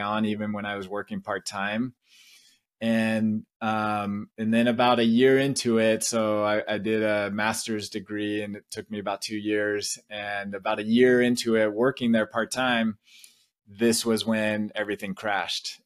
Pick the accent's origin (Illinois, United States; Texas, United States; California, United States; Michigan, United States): California, United States; Vista; moved away as an adult; now in Provo, United States; Vista is the city I grew up